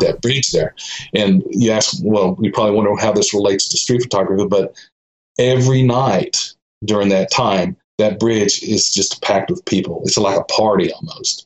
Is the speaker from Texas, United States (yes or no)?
yes; Austin, Texas, United States; also born or lived in Georgetown, Texas; I was born and raised in Austin, um, 1957, and I lived there till about 2001